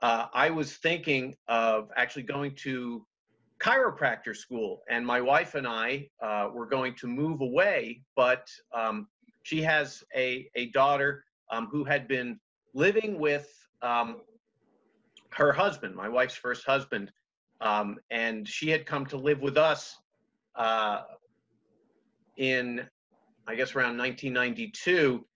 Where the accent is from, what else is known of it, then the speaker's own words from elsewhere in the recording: Washington, D.C. area, United States; I grew up in outside of Washington, D.C.